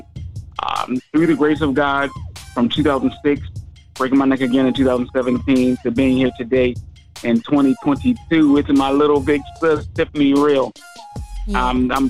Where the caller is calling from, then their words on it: Philadelphia, Pennsylvania, United States; I'm calling from the city of brotherly love, sisterly affection, Philadelphia, Pennsylvania.